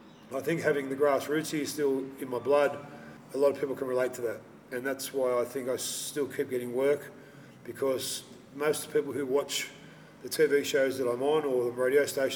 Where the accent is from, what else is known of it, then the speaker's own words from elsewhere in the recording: Sydney, New South Wales, Australia; So I was born in Auburn Hospital.